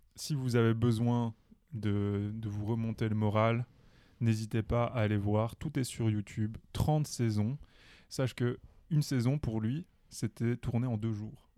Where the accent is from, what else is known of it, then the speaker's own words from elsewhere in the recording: Belgium; chez nous en Belgique